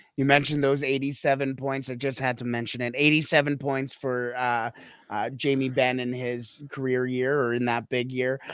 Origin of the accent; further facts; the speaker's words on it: Canada; I am a Canadian